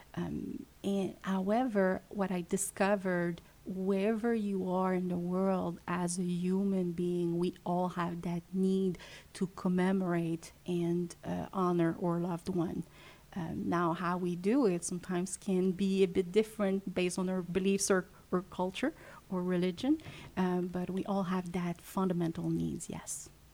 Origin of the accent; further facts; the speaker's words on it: Montreal, Quebec, Canada; English is a second language; also born or lived in Western Canada; I'm French Canadian, originally from Montreal